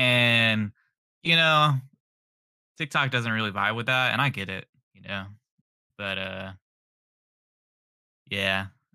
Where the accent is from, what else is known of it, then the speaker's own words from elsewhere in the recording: San Diego, California, United States; I'm from San Diego, California, and I make funny videos online.